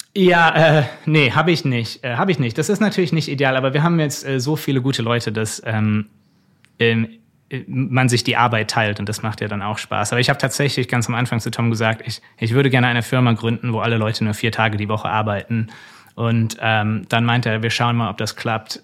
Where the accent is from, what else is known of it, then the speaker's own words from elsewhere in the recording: Germany; moved away as an adult; also born or lived in United States; als Deutscher